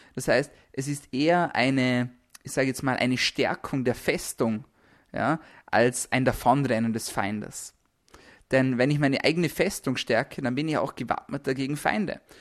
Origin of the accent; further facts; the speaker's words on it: Austria; bei uns in Österreich